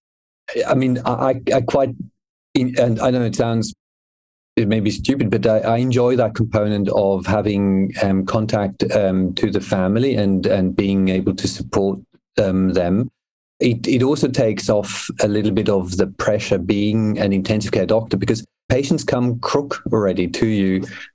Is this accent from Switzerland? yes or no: yes; Switzerland; moved away as an adult; now in Australia; I grew up in Switzerland. My mum is English